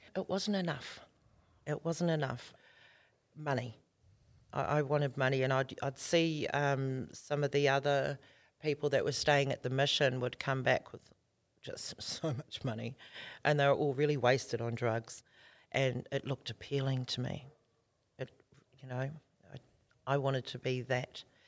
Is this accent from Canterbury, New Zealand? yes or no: no; Auckland, New Zealand; moved away as an adult; now in Australia; we were born and bred in South Auckland in the hood there, Ōtara.